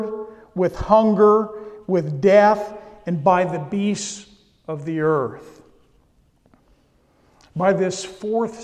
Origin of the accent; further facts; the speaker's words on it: California, United States; I come from California